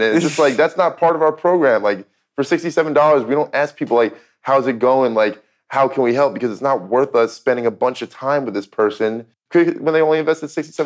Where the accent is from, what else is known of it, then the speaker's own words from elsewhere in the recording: New Jersey, United States; I grew up in New Jersey